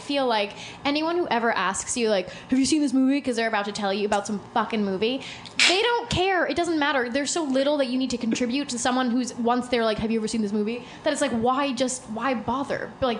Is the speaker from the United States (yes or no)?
yes; New York City, New York, United States; I was born and raised on the Upper East Side.